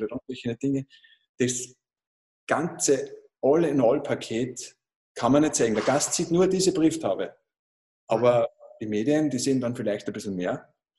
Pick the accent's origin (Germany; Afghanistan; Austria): Austria; Großraming, Upper Austria; ich komme aus Großraming in Oberösterreich.